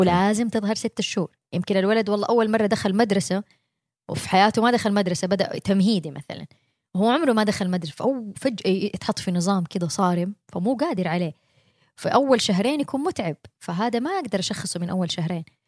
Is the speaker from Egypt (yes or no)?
no; Mecca, Makkah Province, Saudi Arabia; moved away as an adult; also born or lived in Jeddah, Saudi Arabia / United States; أنا بنت مكة أنا اتولدت وعشت طول عمري فيها